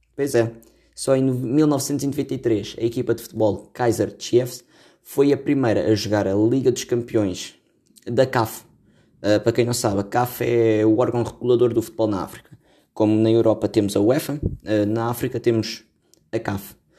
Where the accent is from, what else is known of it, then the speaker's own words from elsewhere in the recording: Caldas da Rainha, Centro, Portugal; Eu também sou das Caldas da Rainha